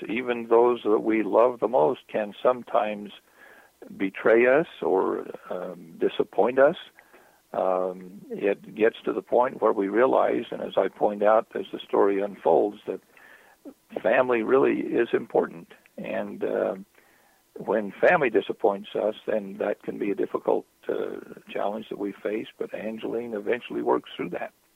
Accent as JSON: {"language": "English", "region": "southern Utah", "country": "United States", "tie": "born or raised there", "said": "As a youth, I would sit. Uh, in the cornfields of southern Utah, irrigating fields"}